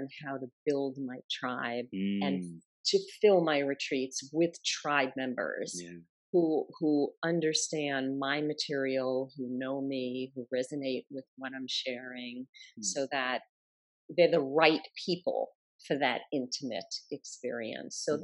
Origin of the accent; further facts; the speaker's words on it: New York, United States; I'm a New Yorker